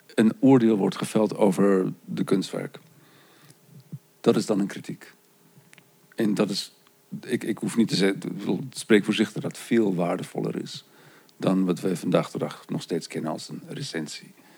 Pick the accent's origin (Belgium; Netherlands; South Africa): South Africa; moved away; Want zo ben ik opgegroeid. Ik kom oorspronkelijk uit Zuid-Afrika